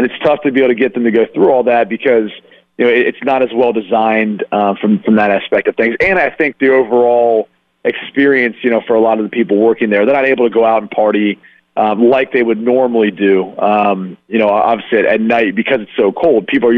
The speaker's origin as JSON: {"language": "English", "town": "Columbus", "region": "Ohio", "country": "United States", "said": "You know, I'm from Columbus, Ohio."}